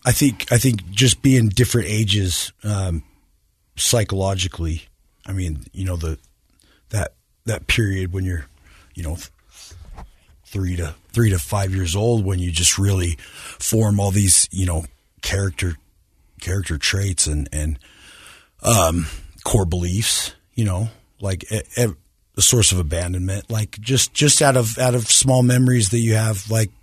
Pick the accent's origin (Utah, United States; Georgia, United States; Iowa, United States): Utah, United States; Clearfield; I grew up in Clearfield, Utah.